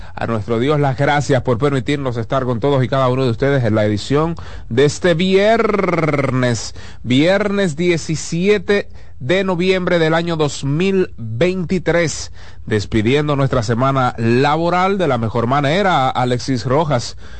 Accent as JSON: {"language": "Spanish", "country": "Dominican Republic"}